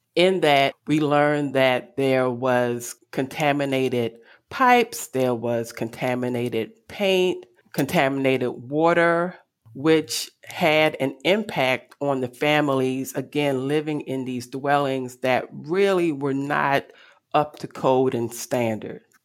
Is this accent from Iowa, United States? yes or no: no; Baltimore, Maryland, United States; I am from Baltimore City, West Baltimore to be exact.